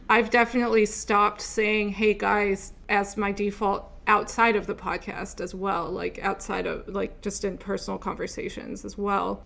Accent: Upper Midwest, United States; moved away; also born or lived in Texas; I grew up in the Midwest, the Upper Midwest

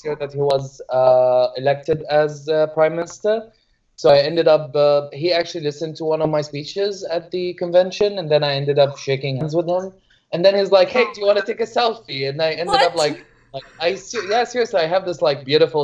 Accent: Damascus, Damascus Governorate, Syria; moved away as an adult; also born or lived in Egypt; now in Vancouver, Canada; I'm a queer Syrian man, cisgender man, born and raised in Damascus, and I live at the moment in Vancouver, Canada

